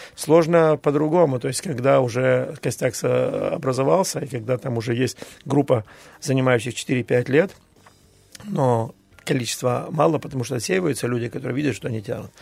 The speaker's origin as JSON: {"language": "Russian", "town": "Tiraspol", "region": "Transnistria", "country": "Moldova", "tie": "born or raised there", "also_born_or_lived": "Bishkek (Frunze), Kyrgyzstan", "said": "я родился в Тирасполе, футбол играл э, в Киргизии, во Фрунзе"}